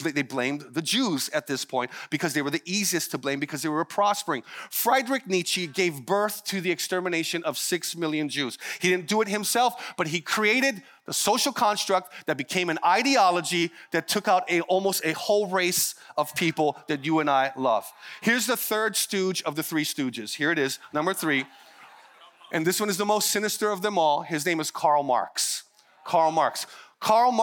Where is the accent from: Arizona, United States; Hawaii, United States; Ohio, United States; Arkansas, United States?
Hawaii, United States; being part Hawaiian, Filipino, all the way out in the middle of Hawaii